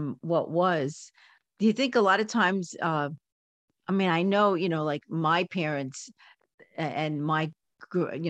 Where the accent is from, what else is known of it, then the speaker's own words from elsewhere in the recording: New York City, New York, United States; now in California, United States; I was born and raised in Coney Island